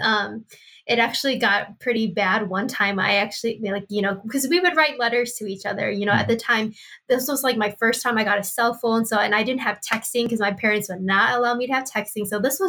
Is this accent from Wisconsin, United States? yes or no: yes; Milwaukee, Wisconsin, United States; now in Twin Cities, United States; and then I am originally from Milwaukee, Wisconsin.